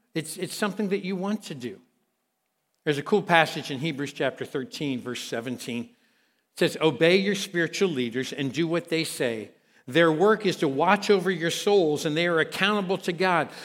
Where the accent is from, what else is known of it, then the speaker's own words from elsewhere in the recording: Kentucky, United States; I'm from Kentucky, all right? Um, I preach in Kentucky